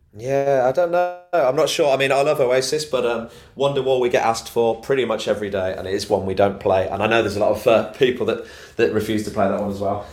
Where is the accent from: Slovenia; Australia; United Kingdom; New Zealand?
United Kingdom; Solihull, West Midlands; I'm originally from Solihull